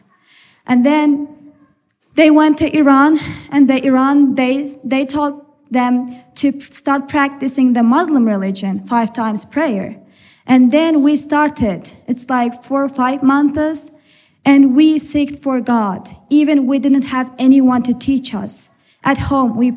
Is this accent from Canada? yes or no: no; Turkmenistan; moved away as an adult; also born or lived in Ephraim, Utah; now in Utah, United States; And we are from Turkmenistan. This is in Central Asia